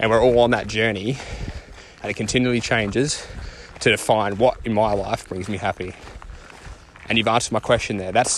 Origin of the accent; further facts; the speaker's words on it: Australia; I'm Australian